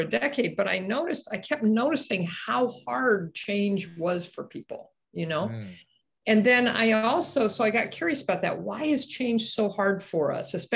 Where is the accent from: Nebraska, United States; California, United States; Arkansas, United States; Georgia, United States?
Nebraska, United States; Omaha; I grew up in Omaha, Nebraska, right in the middle of the Midwest.